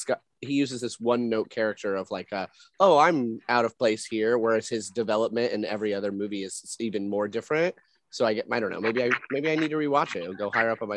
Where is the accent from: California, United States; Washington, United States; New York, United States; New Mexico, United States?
New Mexico, United States; I'm from New Mexico